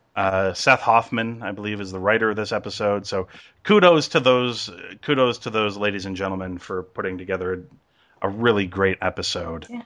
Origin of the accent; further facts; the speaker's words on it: England, United Kingdom; I'm from England